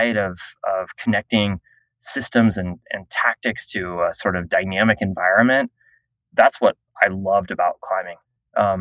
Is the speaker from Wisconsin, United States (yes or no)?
no; Southern Florida, United States; I grew up in Southern Florida near the Intercoastal Waterway.